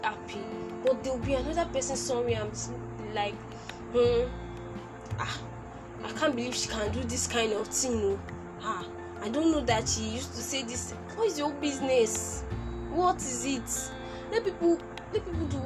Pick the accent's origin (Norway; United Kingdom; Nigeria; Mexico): Nigeria